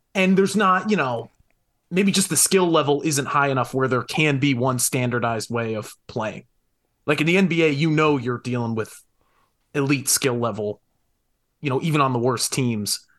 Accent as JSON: {"language": "English", "region": "Connecticut", "country": "United States", "said": "I was from Connecticut."}